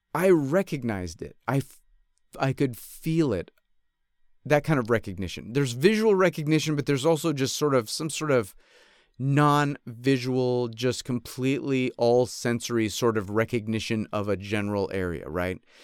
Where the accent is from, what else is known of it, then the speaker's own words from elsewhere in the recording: upstate New York, United States; also born or lived in Fontana, California; now in Los Angeles, United States; I grew up in upstate New York